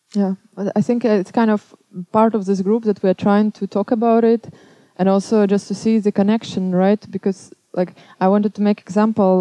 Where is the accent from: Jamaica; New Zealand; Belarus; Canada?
Belarus; now in Amsterdam, Netherlands; I'm coming from Belarus